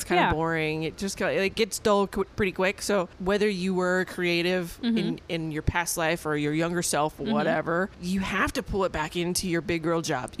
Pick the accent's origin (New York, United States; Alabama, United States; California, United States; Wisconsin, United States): California, United States; San Francisco; moved away as an adult; now in Las Vegas, United States; before I even lived in Vegas, I grew up in San Francisco.